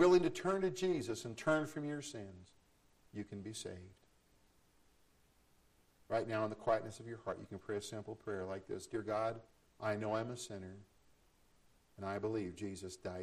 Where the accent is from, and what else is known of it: United States